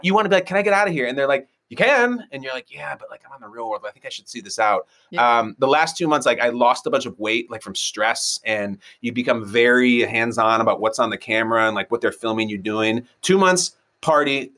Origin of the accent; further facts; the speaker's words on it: North Shore of Chicago, Illinois, United States; moved away as an adult; I went to one of the high schools that all the John Hughes movies are from. Like I was basically from Shermer, Illinois.